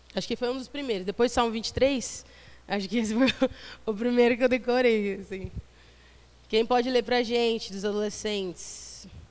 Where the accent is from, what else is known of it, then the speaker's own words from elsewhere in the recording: São Vicente, São Paulo, Brazil; tenho 30 anos, sou de São Vicente.